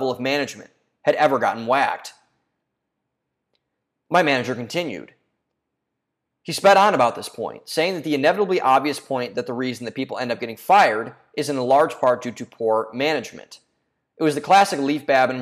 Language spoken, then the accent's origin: English; home state of Vivek Ramaswamy, Ohio, United States; he's from my home state